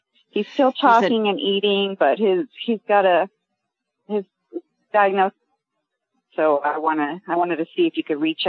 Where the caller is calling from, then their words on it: Glendale, California, United States; I'm calling from Glendale, California.